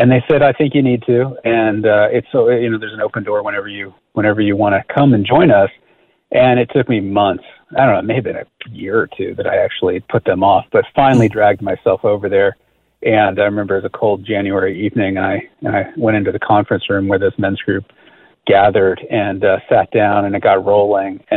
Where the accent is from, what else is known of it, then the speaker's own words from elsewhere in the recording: California, United States; also born or lived in New York City; I grew up in California